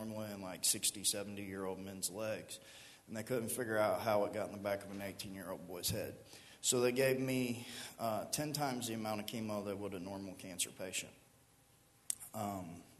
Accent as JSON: {"language": "English", "town": "Miamisburg", "region": "Ohio", "country": "United States", "tie": "born or raised there", "also_born_or_lived": "Riverside, Ohio", "said": "I'm 33 years old, and I grew up here in Miamisburg, right here at the end of Kircher Street"}